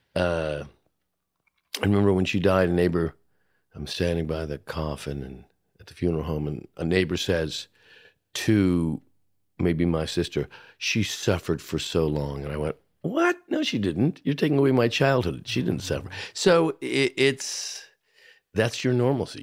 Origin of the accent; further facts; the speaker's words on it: Hamilton, Ontario, Canada; moved away as an adult; also born or lived in Toronto / Los Angeles; I was born and raised in Hamilton, Ontario, Canada